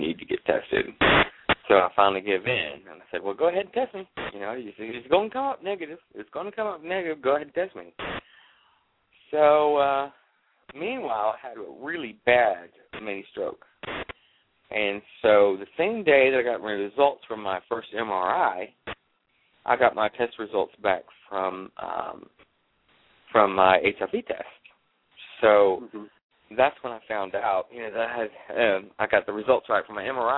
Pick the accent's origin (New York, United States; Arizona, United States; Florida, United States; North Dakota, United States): Florida, United States; Jacksonville; also born or lived in Atlanta, Georgia; I grew up here in Jacksonville, Florida. I lived in Atlanta for 8 years